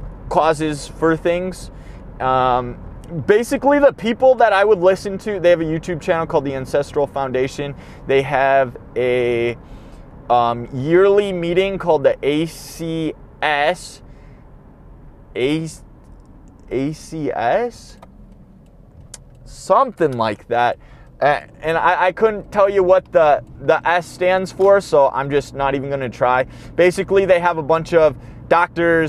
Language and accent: English; Midwest, United States; I'm from the Midwest